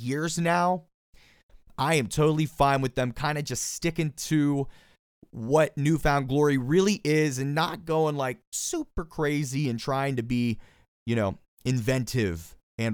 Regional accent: Pittsburgh, Pennsylvania, United States; that is my hometown. That's where I am right this second

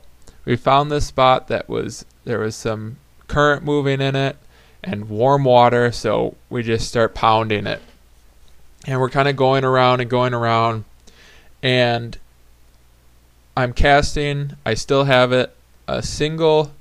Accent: southern Wisconsin, United States; My hometown got completely flooded

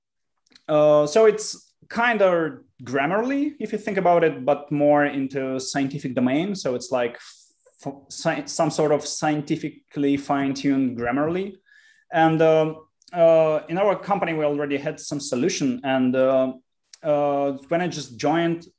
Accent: Russia; also born or lived in Israel / Canada; I lived in Israel for 4 years, then a year and a half in Canada, and then went back to Russia. So I made world around in childhood. And then I was growing up in Russia

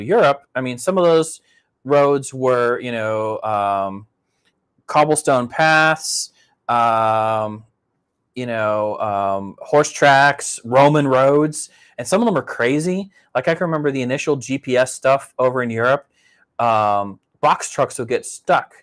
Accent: Pittsburgh, Pennsylvania, United States; I grew up driving in Pittsburgh

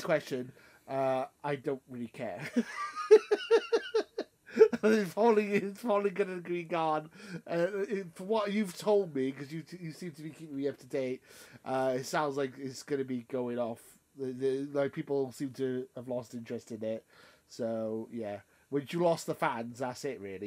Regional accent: United Kingdom; I'm British

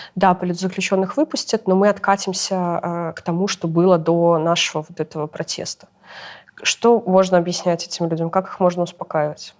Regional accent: Belarus; moved away as an adult; also born or lived in Kyiv, Ukraine; мы все белорусы

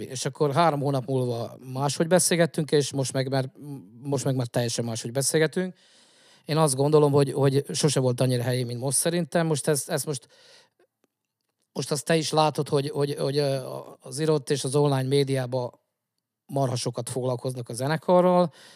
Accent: Zala, Hungary; zalaiak vagyunk

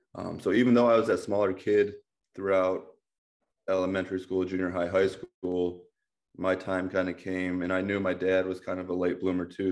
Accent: Amherst, Ohio, United States; I grew up in Amherst, Ohio.

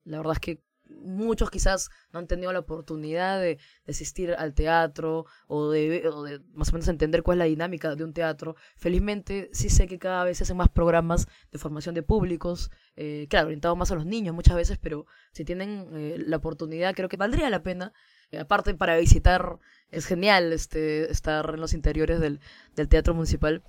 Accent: Peru; lo que nos define también como peruanos, que son los géneros que escuchamos los peruanos

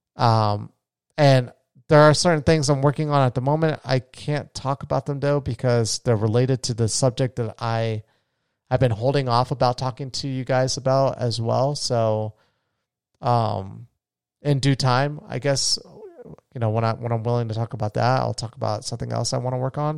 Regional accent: Florida, United States; my home state of Florida

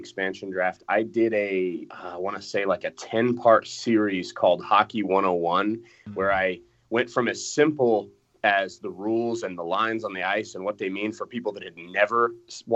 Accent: Colorado Springs, Colorado, United States; I grew up in Colorado Springs

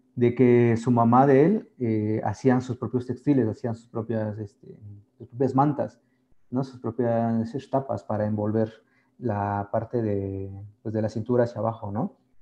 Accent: Sierra Juárez, Oaxaca, Mexico; Somos un, sector muy específico en la Sierra Juárez y estamos muy definidos geográficamente y lingüísticamente también.

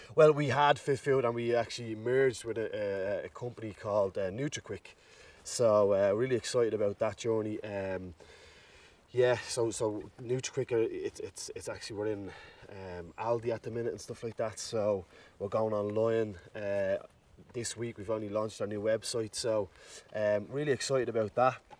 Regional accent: Dublin, Leinster, Ireland; growing up in Ballymun made me learn so much.

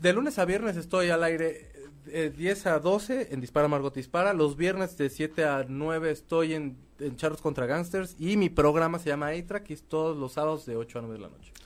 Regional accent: Mexico; como mexicanos o como latinos

